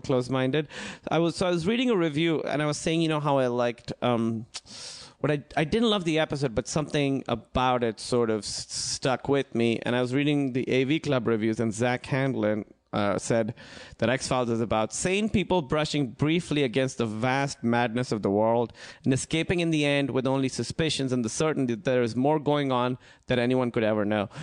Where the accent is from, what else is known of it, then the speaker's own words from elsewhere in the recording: Pakistan; moved away; I grew up in Pakistan